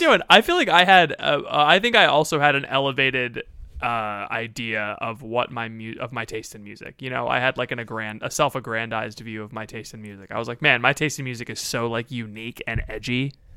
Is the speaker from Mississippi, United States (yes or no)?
no; Florida, United States; I'm from Florida, which is a different place